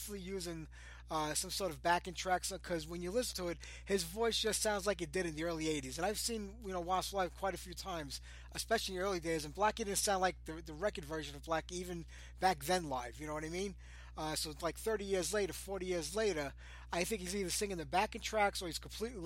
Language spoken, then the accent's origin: English; New York City, New York, United States; I was born and raised in Brooklyn.